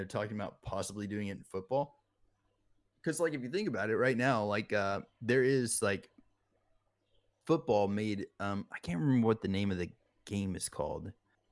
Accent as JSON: {"language": "English", "region": "Alabama", "country": "United States", "tie": "born or raised there", "said": "I was born in Alabama, and all my family is pretty much just like, if you don't roll tide, get the hell out of here"}